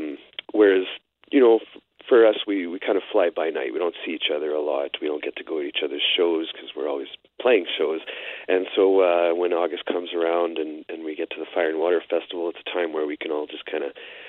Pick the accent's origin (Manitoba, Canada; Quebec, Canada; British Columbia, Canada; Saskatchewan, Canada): Manitoba, Canada; Ste. Anne / La Broquerie; now in Winnipeg, Canada; I live in Winnipeg, Wilson area, specific, and I grew up around St. Anne in Labrocque.